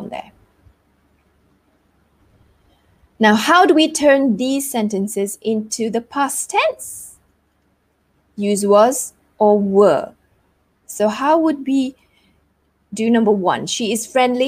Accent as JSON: {"language": "English", "country": "Malaysia", "said": "I am Malaysian."}